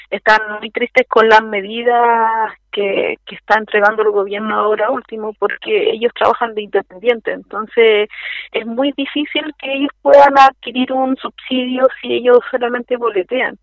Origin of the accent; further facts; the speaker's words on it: Santiago, Santiago Metropolitan Region, Chile; yo soy de Santiago